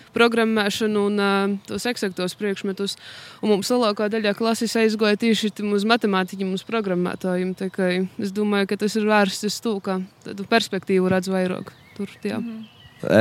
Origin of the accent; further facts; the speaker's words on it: Latgale, Latvia; uzskatu sevi par latgalīti. Um, sātā runājam arī tikai latgaliski.